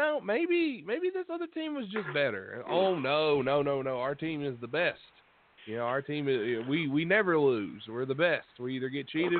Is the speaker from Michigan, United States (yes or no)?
no; West Virginia, United States; I grew up around here in West Virginia